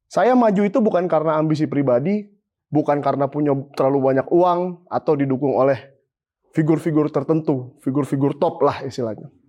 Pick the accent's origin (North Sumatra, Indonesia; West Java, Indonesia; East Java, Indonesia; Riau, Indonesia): North Sumatra, Indonesia; dari Tapanuli, daerah kampung saya itu, Tapanuli Utara, Humbang Hasundutan, Samosir dan segala macam